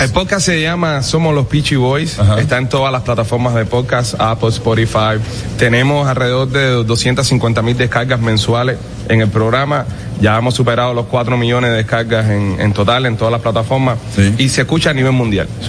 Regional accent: Cuba; now in Miami, United States; como cubanos exiliados, nos encantaría regresar a, nuestra tierra y triunfar en nuestro país

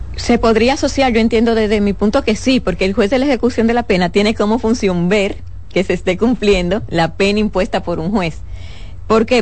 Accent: Dominican Republic; como ciudadano dominicano

